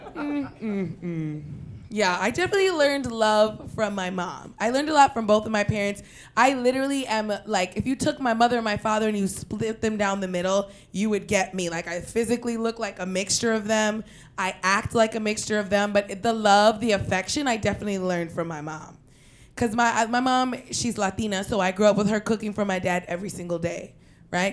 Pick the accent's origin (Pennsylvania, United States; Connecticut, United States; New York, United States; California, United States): New York, United States; New York City; we're from Queens